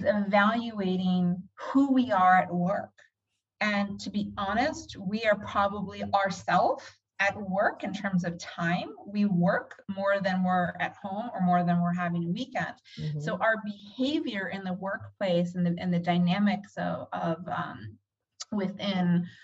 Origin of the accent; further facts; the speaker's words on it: United States; moved away as an adult; also born or lived in Philadelphia / New York City; was born and raised on the East Coast, Philadelphia, New York City